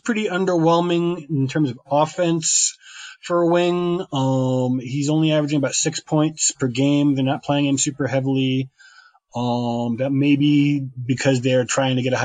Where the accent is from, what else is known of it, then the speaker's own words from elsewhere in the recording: Connecticut, United States; moved away as an adult; now in Mexico City, Mexico; I grew up in New England, in Connecticut.